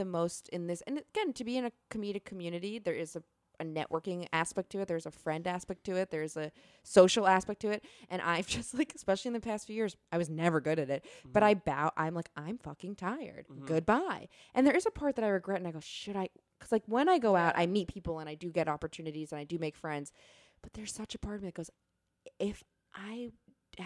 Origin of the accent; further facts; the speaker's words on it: New York, United States; I'm from New York